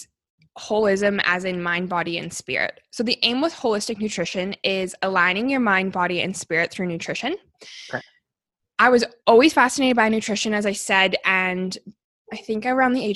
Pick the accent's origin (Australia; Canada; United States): Canada; Calgary, Alberta; I was born and raised here in Calgary